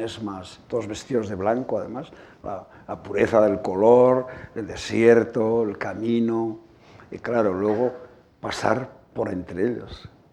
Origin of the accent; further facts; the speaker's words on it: Asteasu, Basque Country, Spain; mi pueblo natal, de Asteasu